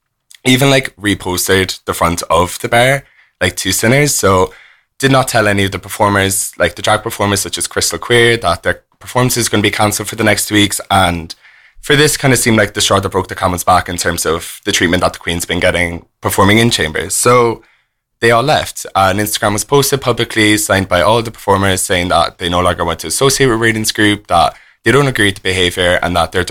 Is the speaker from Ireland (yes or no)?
yes; Cork, Munster, Ireland; I'm originally from Cork.